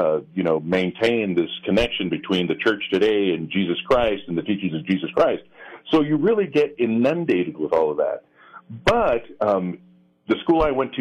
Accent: Las Cruces, New Mexico, United States; born or raised there

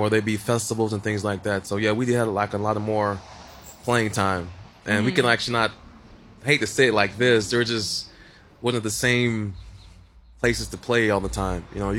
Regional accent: Dallas, Texas, United States; moved away as an adult; I'm from Dallas, Texas, originally. I've been here for about 8 years, and actually my wife pulled me here.

